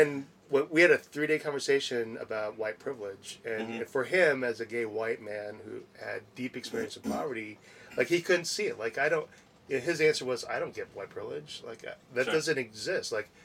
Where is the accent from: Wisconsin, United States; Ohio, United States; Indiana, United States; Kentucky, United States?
Wisconsin, United States; I came from Wisconsin, so anything outside of Wisconsin was